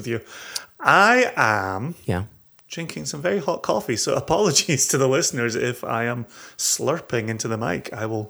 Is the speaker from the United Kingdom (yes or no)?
yes; Scotland, United Kingdom; moved away; when it comes to my home country.